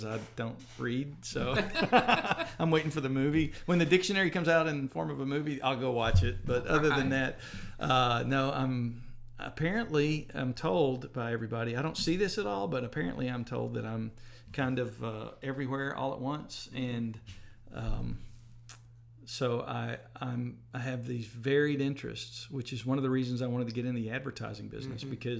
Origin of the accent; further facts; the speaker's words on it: Hohenwald, Tennessee, United States; now in Jackson, United States; I'm from Middle Tennessee originally. I grew up in Hohenwald, Tennessee.